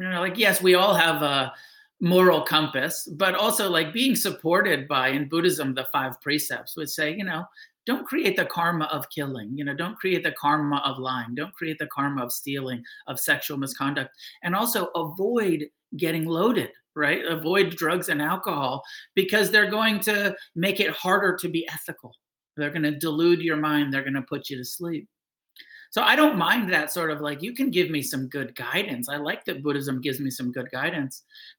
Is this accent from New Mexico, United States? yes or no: yes; New Mexico, United States; You know, I grew up in New Mexico, so I was close to the Bhajan headquarters.